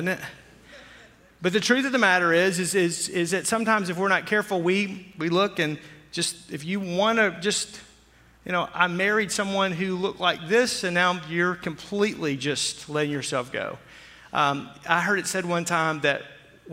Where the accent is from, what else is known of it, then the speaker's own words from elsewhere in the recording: Arkansas, United States; I grew up in Arkansas.